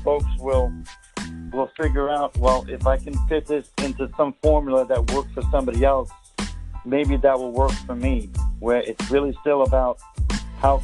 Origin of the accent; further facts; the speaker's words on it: Hoboken, New Jersey, United States; I grew up in New Jersey, in Hoboken, New Jersey